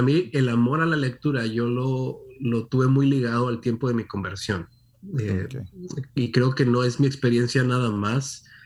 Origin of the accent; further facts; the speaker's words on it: Monterrey, Nuevo León, Mexico; moved away as an adult; nací en Monterrey, México, como mencionabas. Ahí no solamente nací, ahí me crié. Ah, estuve ahí hasta los 19, 18 años más o menos